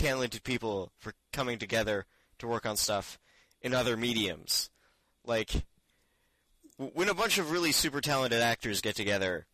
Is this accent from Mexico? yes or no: no; Canada; We're Canadian